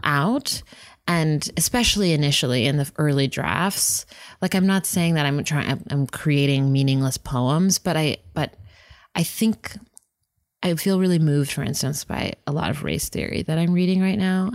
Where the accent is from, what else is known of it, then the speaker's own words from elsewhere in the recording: Whittier, California, United States; I grew up in Whittier